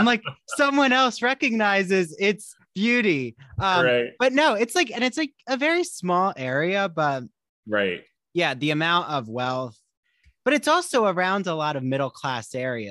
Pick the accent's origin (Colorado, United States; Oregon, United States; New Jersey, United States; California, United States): New Jersey, United States; I'm from South Jersey. So like I grew up in a very Italian American suburb, but like families moved from South Philly to then like all the South Jersey neighborhoods.